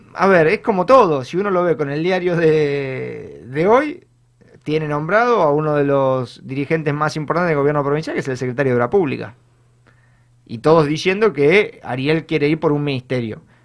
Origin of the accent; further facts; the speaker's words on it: San Isidro, Buenos Aires Province, Argentina; yo, que soy de, de San Isidro